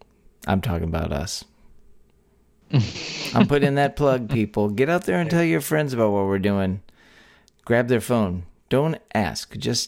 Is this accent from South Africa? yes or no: no; Texas, United States; three friends born and raised in the Lone Star State share views on the history, culture, and just what it means to be Texan.